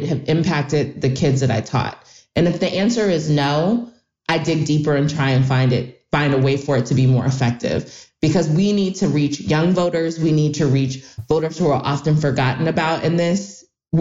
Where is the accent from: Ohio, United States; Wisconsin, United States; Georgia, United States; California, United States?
Ohio, United States; my home state of Ohio